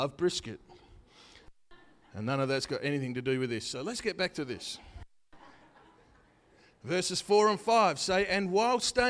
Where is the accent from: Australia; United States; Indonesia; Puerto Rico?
Australia; I'm an Aussie